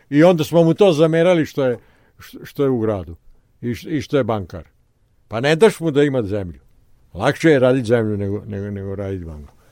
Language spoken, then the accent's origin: Croatian; Serbia; mi smo Srbi pravoslavci. Mi smo pravoslavni